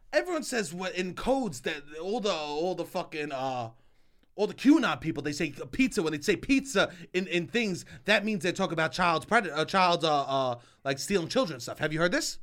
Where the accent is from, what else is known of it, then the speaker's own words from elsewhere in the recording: New York, United States; I'm from New York. I grew up on pizza